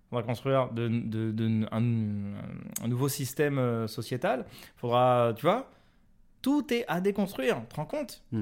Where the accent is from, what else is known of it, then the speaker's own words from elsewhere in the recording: Paris, Île-de-France, France; Parce que je suis parisien et que les parisiens ça souffle.